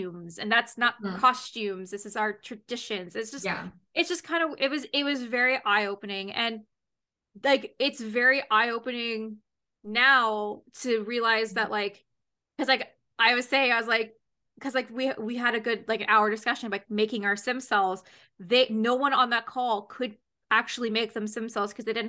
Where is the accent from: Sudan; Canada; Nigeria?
Canada; as a Canadian girl